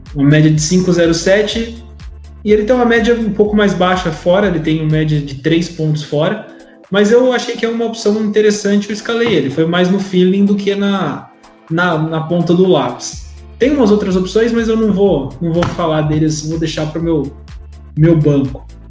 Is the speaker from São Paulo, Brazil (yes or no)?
yes; Araraquara, São Paulo, Brazil; Eu sou de aqui, de, daqui de Araraquara